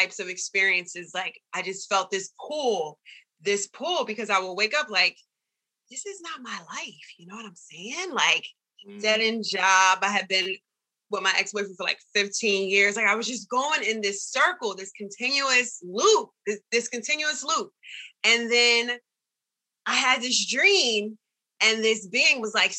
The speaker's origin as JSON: {"language": "English", "region": "Delaware", "country": "United States", "said": "I'm from Delaware, which is down the street from Philly."}